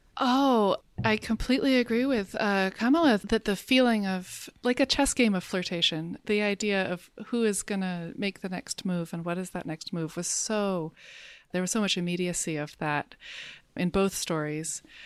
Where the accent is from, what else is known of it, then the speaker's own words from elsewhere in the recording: United States; as an American